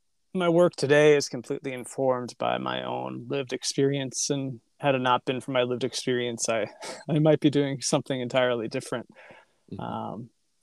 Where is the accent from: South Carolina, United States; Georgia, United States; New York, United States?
New York, United States; now in San Francisco, United States; New York. Oh. One accent though.